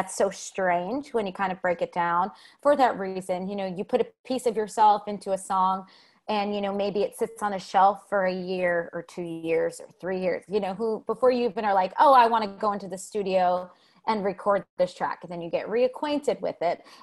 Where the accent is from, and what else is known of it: New Jersey, United States; born or raised there; now in New York City, United States